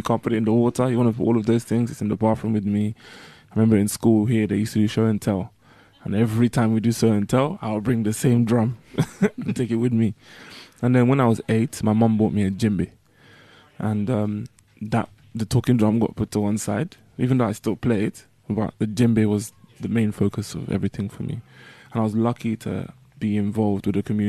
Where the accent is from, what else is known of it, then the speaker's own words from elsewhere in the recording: London, United Kingdom; growing up in Northwest London